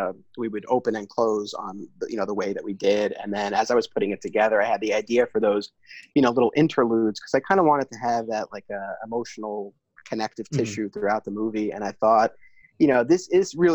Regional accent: Hartsdale, New York, United States; I grew up in Hartsdale, and Alternate Realities was in Scarsdale, just one town over

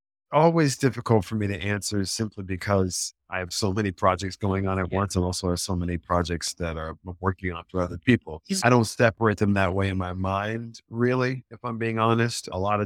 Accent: Deep South, United States; I'm from the Deep South, right?

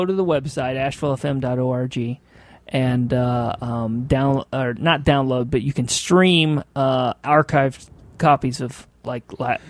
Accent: Indiana, United States; I'm from Indiana.

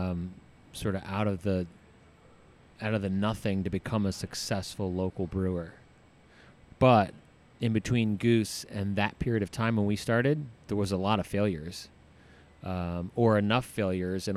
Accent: New Jersey, United States; moved away as an adult; also born or lived in Florida Keys / Colorado; I grew up in New Jersey and. You know, graduated high school there

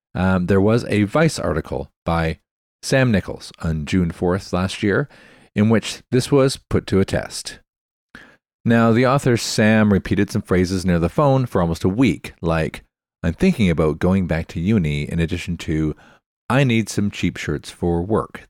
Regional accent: Canada; I'm Canadian.

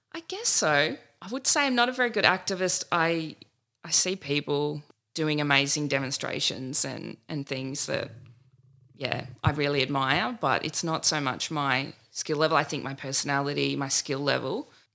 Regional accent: Nimbin, New South Wales, Australia; I was born outside Nimbin

